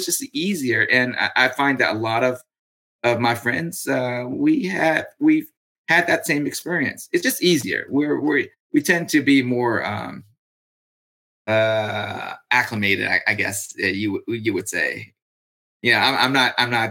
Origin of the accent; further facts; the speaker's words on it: California, United States; I come from California